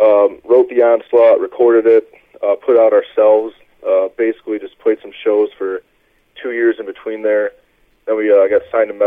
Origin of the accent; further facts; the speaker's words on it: Wisconsin, United States; I'm from Wisconsin.